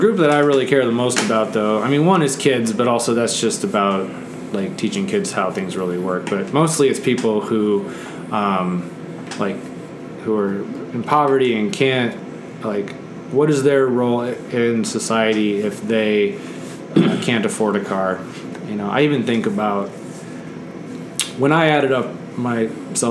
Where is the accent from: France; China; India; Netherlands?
Netherlands; moved away; I grew up in the Netherlands, which is like the most bike-friendly country in the world